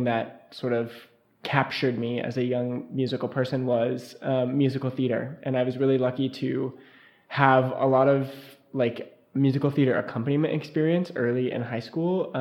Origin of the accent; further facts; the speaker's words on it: Missoula, Montana, United States; I'm from Missoula, Montana, and my music background is I started playing the piano when I was in second grade